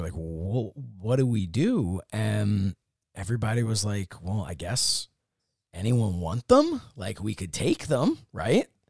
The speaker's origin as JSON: {"language": "English", "town": "Upper Dublin", "region": "Pennsylvania", "country": "United States", "tie": "born or raised there", "also_born_or_lived": "Dresher, Pennsylvania", "said": "Ambler is in Upper Dublin where I grew up, but I lived in Drescher"}